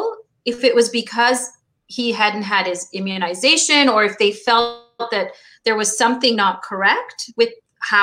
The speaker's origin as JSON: {"language": "English", "country": "Canada", "tie": "born or raised there", "also_born_or_lived": "Kampala, Uganda / Pakistan", "said": "we were sponsored to Canada by my uncle"}